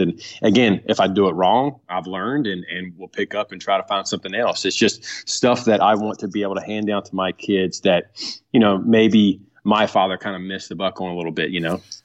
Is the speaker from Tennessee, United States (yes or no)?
no; Blue Ridge Mountains, Virginia, United States; now in Carthage, North Carolina, United States; I was born in Virginia, um, and right, right on the outskirts of the Blue Ridge Mountains. Um, so I was, grew up a mountain boy